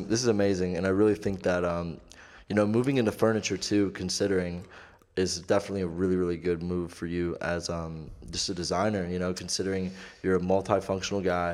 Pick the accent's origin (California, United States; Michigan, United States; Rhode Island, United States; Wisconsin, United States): Michigan, United States; Clarkston; I'm not from Detroit. I'm from Clarkston.